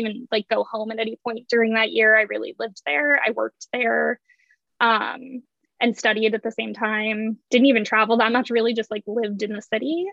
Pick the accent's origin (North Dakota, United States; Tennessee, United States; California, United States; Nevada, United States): California, United States; San Diego; moved away as an adult; also born or lived in Northeast United States / London; I grew up in um, San Diego. So I moved from San Diego to the Northeast for school